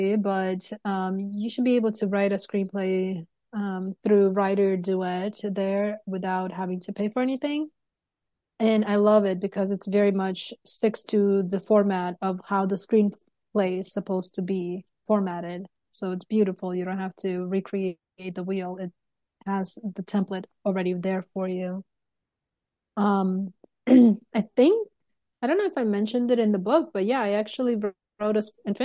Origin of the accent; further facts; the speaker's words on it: Turkmenistan; moved away; I'm from Turkmenistan